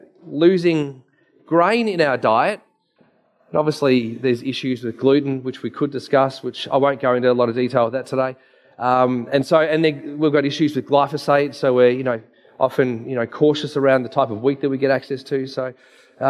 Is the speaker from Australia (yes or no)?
yes; Dandenong, Victoria, Australia; I grew up in Dandenong.